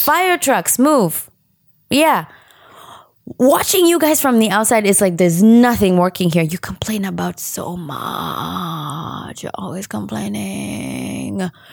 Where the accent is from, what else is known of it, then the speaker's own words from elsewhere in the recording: Kenya; accent: Kenyan; moved away as an adult; now in United States; my upbringing in Kenya